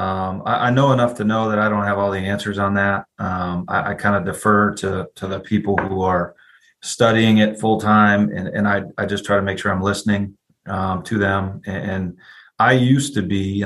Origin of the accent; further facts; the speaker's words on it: Ann Arbor, Michigan, United States; moved away as an adult; also born or lived in California / Maryland; now in Georgia, United States; I was born and raised in Ann Arbor, Michigan. Grew up in the cold